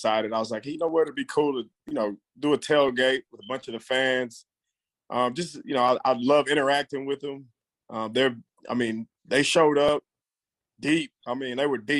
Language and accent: English; Houston, Texas, United States; me growing up in Houston